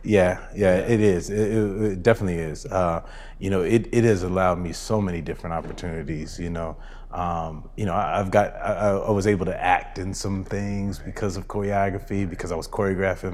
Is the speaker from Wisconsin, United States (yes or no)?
no; Rancho Cucamonga, California, United States; I grew up in Rancho Cucamonga, so not